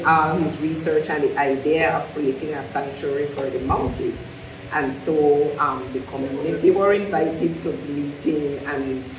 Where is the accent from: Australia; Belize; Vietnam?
Belize; St. Paul's Bank, Belize District; born or raised there